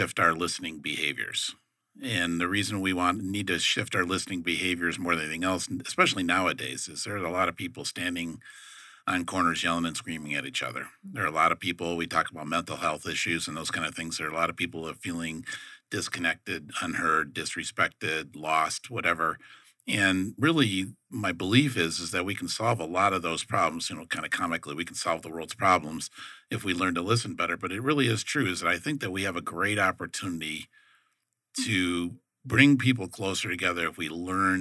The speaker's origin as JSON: {"language": "English", "town": "Detroit", "region": "Michigan", "country": "United States", "moved": "yes", "said": "I'm from Detroit"}